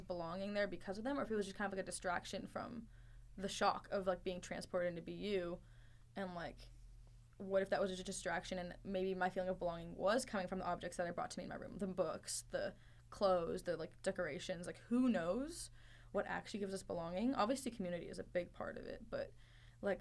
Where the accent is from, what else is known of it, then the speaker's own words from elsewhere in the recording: Northern Virginia, United States; also born or lived in Dubai; my concrete idea of home is Northern Virginia